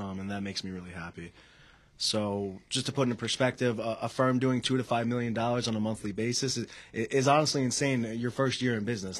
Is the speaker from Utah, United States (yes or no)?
no; Selden, New York, United States; I come from Selden, New York.